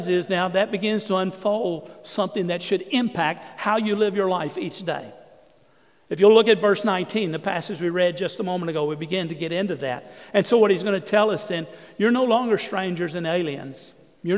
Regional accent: Southeast Texas, United States; also born or lived in San Antonio; I grew up in Southeast Texas where there was only one race, and we were all white

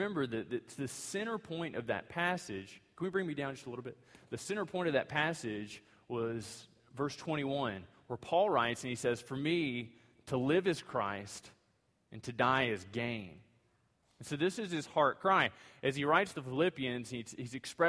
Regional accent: United States; being an American citizen

